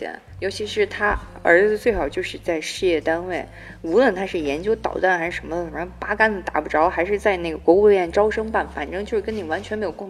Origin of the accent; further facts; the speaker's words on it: Shandong, China; moved away; 都来自于山东，我的故乡。